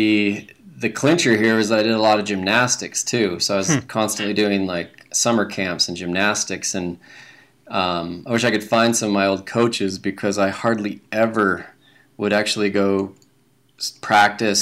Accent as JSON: {"language": "English", "town": "Salt Lake City", "region": "Utah", "country": "United States", "tie": "born or raised there", "said": "born and raised in Salt Lake City. I grew up in the Avenues"}